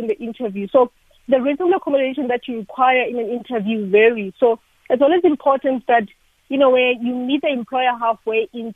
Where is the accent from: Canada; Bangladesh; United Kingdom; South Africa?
South Africa